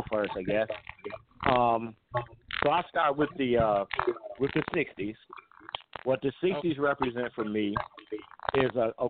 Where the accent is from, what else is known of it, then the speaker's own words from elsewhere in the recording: Detroit, Michigan, United States; I was born here in Detroit.